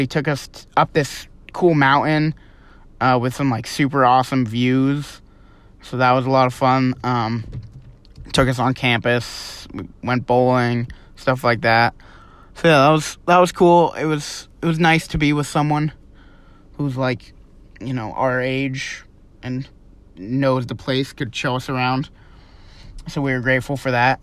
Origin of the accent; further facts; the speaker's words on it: Vermont, United States; moved away as an adult; we're from Vermont.